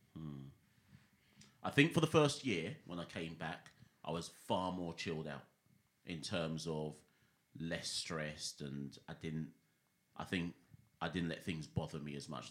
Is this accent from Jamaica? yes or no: yes; Jamaica; also born or lived in Britain; now in United Kingdom; I was born in Jamaica. I've lived in Jamaica both as a youngster and as a teenager